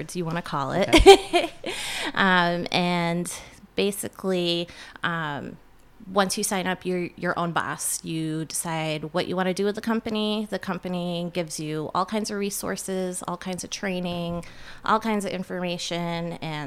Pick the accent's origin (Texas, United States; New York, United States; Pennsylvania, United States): New York, United States; Mooers Forks area, near Rouses Point / Champlain; I was from the Morris Forks area